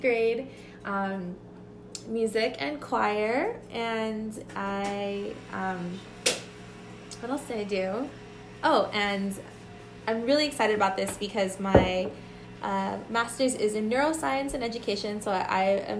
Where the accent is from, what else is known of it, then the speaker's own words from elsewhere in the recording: Glendale, California, United States; we all went to the same little Christian private school in Glendale